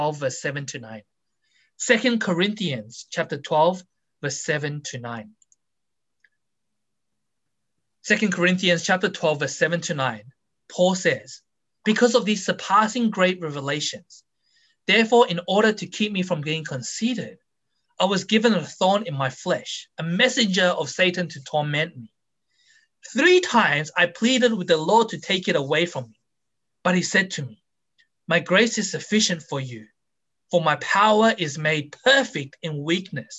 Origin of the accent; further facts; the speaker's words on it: Australia; I was brought up in Australia